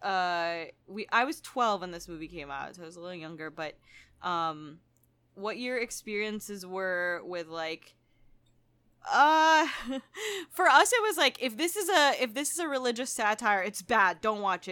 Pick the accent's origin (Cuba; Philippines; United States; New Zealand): Philippines; I grew up in the Philippines, which is majority Catholic